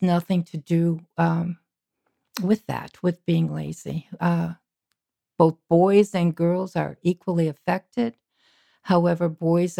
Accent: Massachusetts, United States; I grew up on the East Coast in Massachusetts

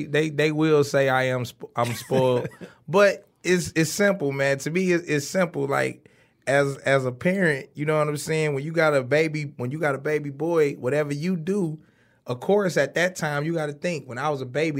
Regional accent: Detroit, Michigan, United States; Kindergarten to the fourth grade, I stayed on East Warren in the Cultural Gardens.

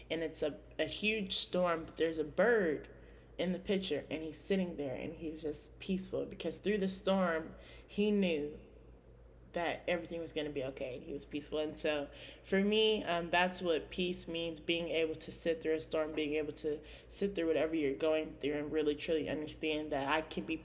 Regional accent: California, United States; born there; now in Indiana, United States; I was born in California. Um, hopefully, my dad and stepmom are listening to this. Um, but yes, I am born from California. Uh, I moved here um, to Indiana.

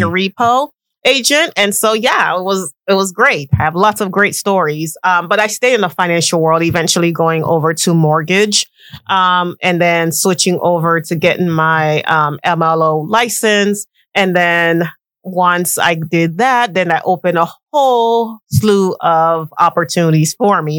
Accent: Haiti; also born or lived in West Palm Beach, Florida; I am Haitian. 100%. 100%.

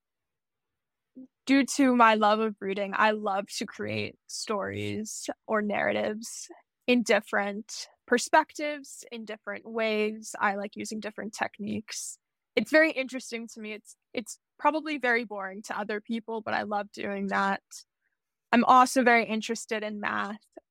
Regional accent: Lutherville-Timonium, Maryland, United States; I grew up in Maryland. I currently reside there.

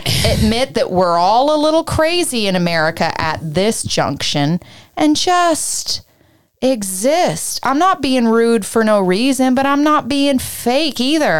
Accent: Canada; I spent my That's whole life being Canadian and a girl and a people pleaser with some built-in traumatic energy.

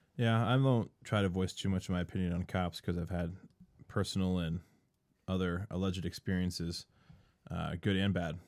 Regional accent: East Coast, United States; moved away; I'm from the East Coast

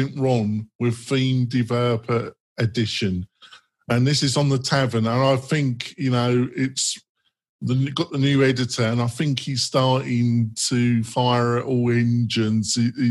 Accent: England, United Kingdom; I'm English

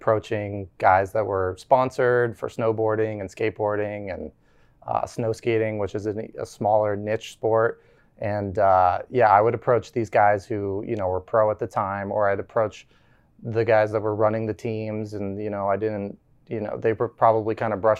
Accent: right outside of Aspen, Colorado, United States; now in Frisco, United States; I grew up right outside of Aspen, Colorado

